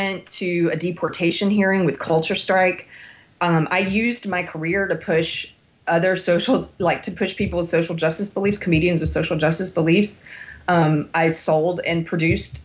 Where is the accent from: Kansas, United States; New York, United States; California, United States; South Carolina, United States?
South Carolina, United States; moved away; also born or lived in Los Angeles; South Carolina, which is my home state